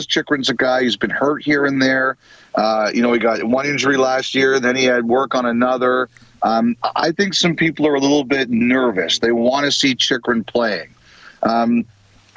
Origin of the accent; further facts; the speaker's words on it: Toronto, Ontario, Canada; I grew up in Toronto.